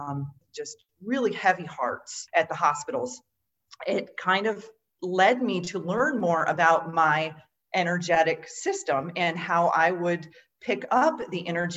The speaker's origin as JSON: {"language": "English", "region": "Western New York", "country": "United States", "tie": "born or raised there", "also_born_or_lived": "Florida / Washington State", "moved": "as an adult", "said": "I grew up in Western New York, where there's a lot of Amish community here"}